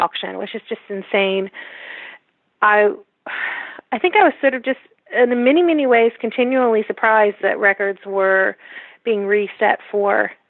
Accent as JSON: {"language": "English", "country": "United States", "said": "as an American"}